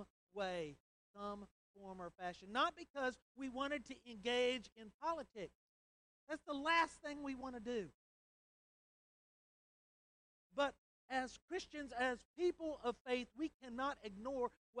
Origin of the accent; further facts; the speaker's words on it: United States; our laws that we live under as American citizens